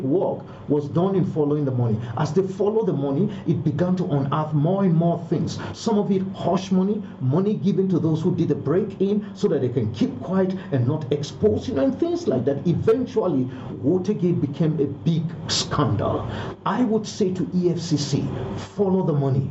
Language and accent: English; Kaduna State, Nigeria; I'm from Kaduna State